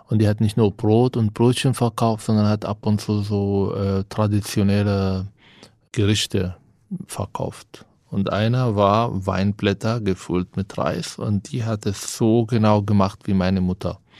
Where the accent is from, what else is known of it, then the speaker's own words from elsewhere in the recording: Palestine; now in Germany; Sag ja, ich bin äh, seit 16 Jahren hier, aber bin Palästinenser.